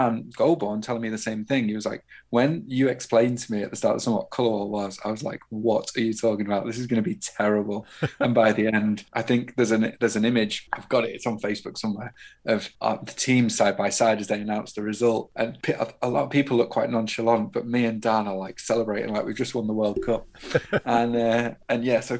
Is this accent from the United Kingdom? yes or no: yes; United Kingdom; as a British person